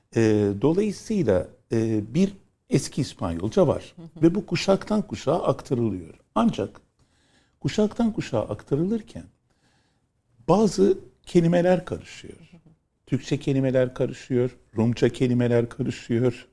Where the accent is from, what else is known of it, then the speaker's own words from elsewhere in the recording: Istanbul, Turkey; also born or lived in Moda, Istanbul; memleket neresi? dedi. İstanbul dedim